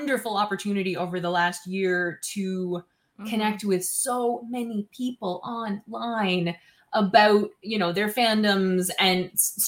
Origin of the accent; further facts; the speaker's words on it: Baddeck, Nova Scotia, Canada; in my hometown actually, which while it is a village is also an international tourist destination. Huh. Badec, Nova Scotia